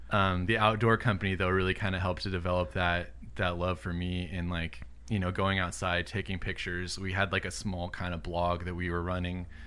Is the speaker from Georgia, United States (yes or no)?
no; Southern California, United States; also born or lived in Illinois; I was born in Illinois, but I've been in California my whole life